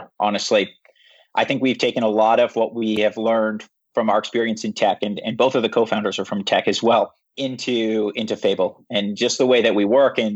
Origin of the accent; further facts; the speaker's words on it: Regina, Saskatchewan, Canada; moved away as an adult; now in Vancouver, Canada; I'm from Regina, Saskatchewan. So I'm from the prairies